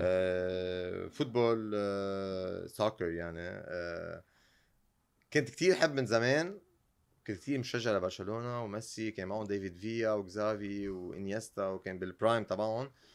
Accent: Lebanon; انا يعني بالنهايه من لبنان

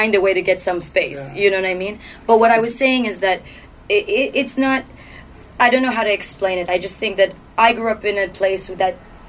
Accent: Toronto, Ontario, Canada; moved away; I grew up in Etobicoke, and then I was in like central, like downtown Toronto.

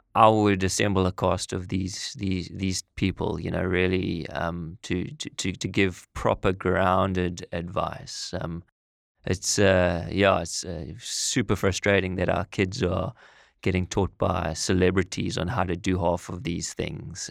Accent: South Africa; moved away as an adult; also born or lived in United Kingdom / Middle East; We're both originally from South Africa. I'm sure you can tell by the accents.

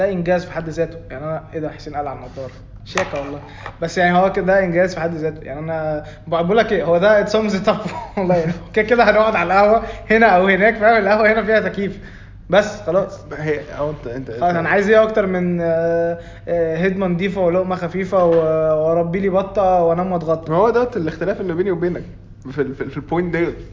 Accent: Egypt; moved away; انا مهاجر من مصر بس بلد عن بلد تفرق

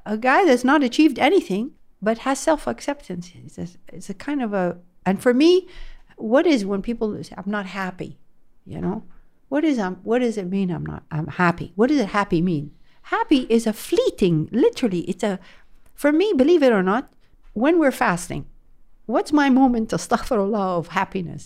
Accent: France; now in Jeddah, Saudi Arabia; I grew up in France

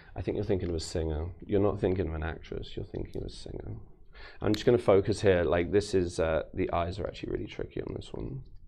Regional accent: London, United Kingdom; I grew up in London

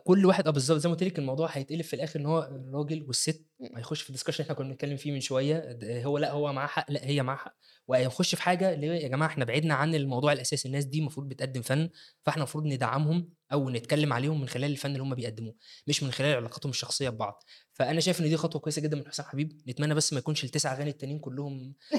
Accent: Egypt; عندنا في مصر

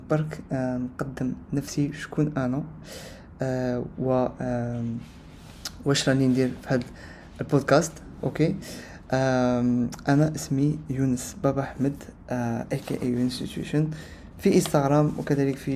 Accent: Algeria; انا جزائري من الجزائر وحنا في الجزائر ما نتكلموش آه، بكثير العربية فصحى

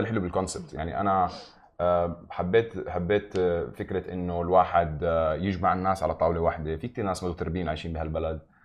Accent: Nablus, West Bank, Palestine; now in Dubai, United Arab Emirates; انا من مدينه من فلسطين اسمها نابلس

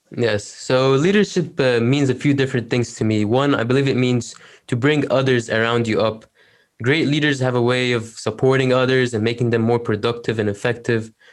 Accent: Egypt; now in Canada; I'm from Egypt. I live in Canada

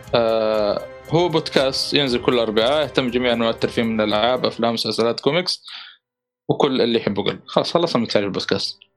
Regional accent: Saudi Arabia

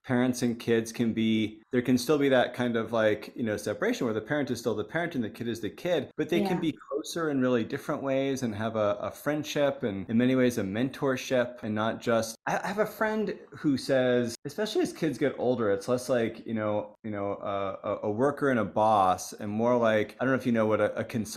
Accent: United States; I was coming in as an American

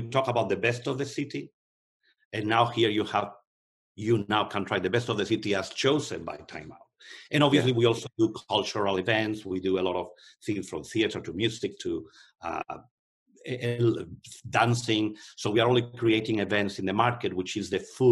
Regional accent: Spain; moved away; I'm from Spain, but I also have an American passport

